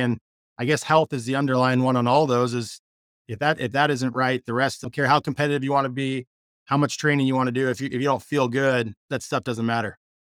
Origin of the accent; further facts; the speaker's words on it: Spokane, Washington, United States; I'm from Spokane, Washington, where we're